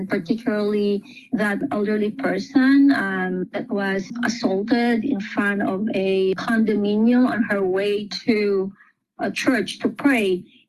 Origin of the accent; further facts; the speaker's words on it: Philippines; now in United States; growing up in the Philippines, being raised as a Catholic.